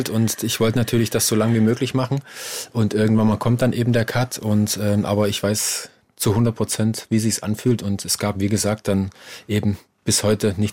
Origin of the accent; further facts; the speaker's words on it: Saxony, Germany; Ja, ich komme aus dem Erzgebirge und da ist natürlich eine ganz, ganz große Tradition, was das Weihnachten angeht.